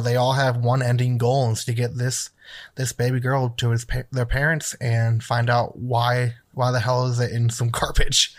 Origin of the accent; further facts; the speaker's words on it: Wisconsin, United States; moved away; I grew up in Wisconsin